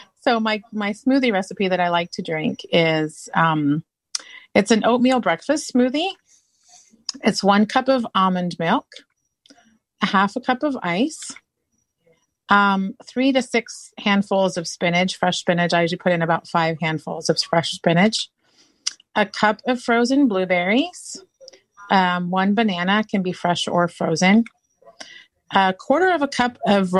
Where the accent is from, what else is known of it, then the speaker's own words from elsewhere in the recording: Ipswich, East of England, United Kingdom; now in United States; So growing up in England, so I would have waited till you got to you because I wasn't born in the state. I was born in the United Kingdom.